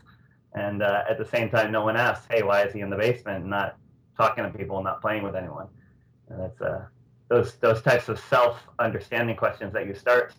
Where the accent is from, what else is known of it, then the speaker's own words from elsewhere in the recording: Natick, Massachusetts, United States; I'm from Natick, the next town over from Framingham